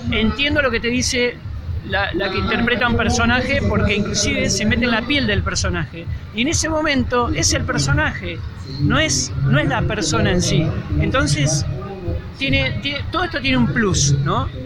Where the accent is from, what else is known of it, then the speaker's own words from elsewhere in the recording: Miramar, Buenos Aires Province, Argentina; bueno, yo soy de Miramar, así que me ubicás enseguida.